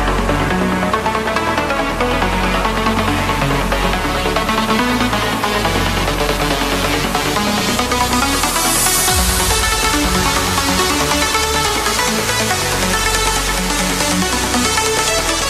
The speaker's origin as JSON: {"language": "English", "country": "Puerto Rico", "tie": "born or raised there", "moved": "yes", "lives_now": "Philadelphia, United States", "said": "I'm Puerto Rican. I was born and raised in Puerto Rico, but now I'm living in Philadelphia, USA."}